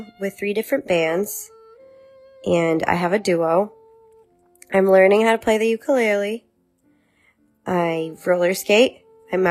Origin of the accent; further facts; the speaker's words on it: Brazil; now in United States; I was born in Brazil